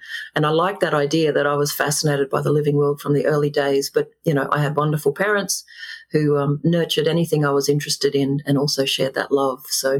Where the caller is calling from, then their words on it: Brisbane, Queensland, Australia; I am very happy to be joining you from the wonderful ancient lands of the Yuggera Turrbal people here in North Brisbane.